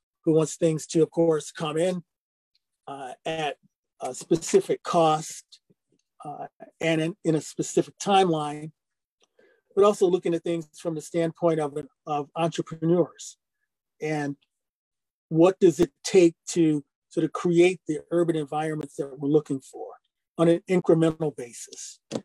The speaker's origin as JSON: {"language": "English", "town": "Detroit", "region": "Michigan", "country": "United States", "tie": "born or raised there", "said": "I am a Detroiter, was born and raised in Detroit."}